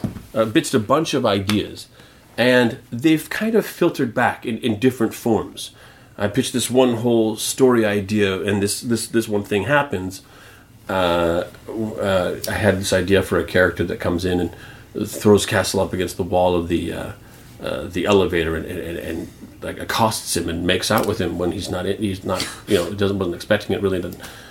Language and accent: English; Canada; Because I'm Canadian.